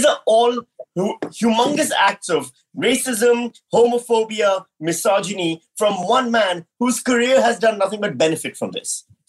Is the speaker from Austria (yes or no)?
no; Pakistan; now in Australia; I'm from Pakistan